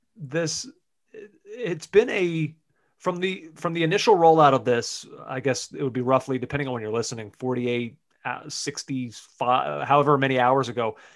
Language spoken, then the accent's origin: English; United States; as the American on this podcast